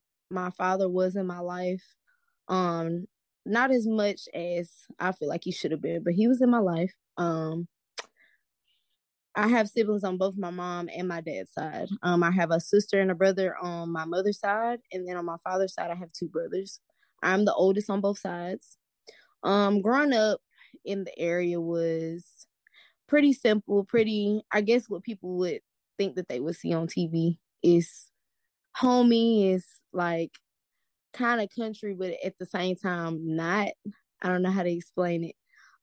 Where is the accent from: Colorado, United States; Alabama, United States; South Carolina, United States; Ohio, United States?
Alabama, United States; Anniston; also born or lived in Jacksonville, Alabama; I am from Anniston, Alabama. I am 26 years old. I'll be 27 next week.